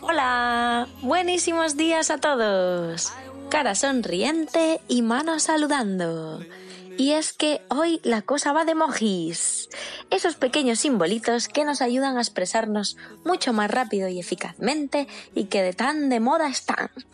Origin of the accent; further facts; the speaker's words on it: Asturias, Spain; Yo como asturiana